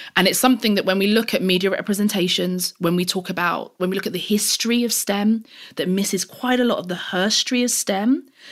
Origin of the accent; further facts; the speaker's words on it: London, United Kingdom; I grew up in East London. I'm, I'm very proud of that. I still live in East London now and have always lived in East London